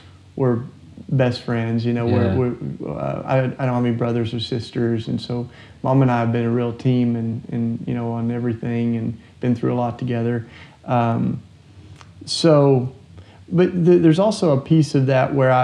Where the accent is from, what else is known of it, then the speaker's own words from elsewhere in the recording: Maryville, Tennessee, United States; I grew up down in Tennessee here, and like a couple hours from Nashville, and in a little town called Maryville. And that certainly, I mean, that's where I lived my whole childhood